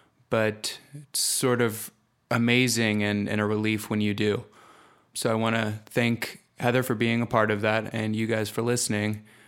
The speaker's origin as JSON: {"language": "English", "town": "Atlanta", "region": "Georgia", "country": "United States", "said": "Hey everyone … I am from Atlanta, Georgia."}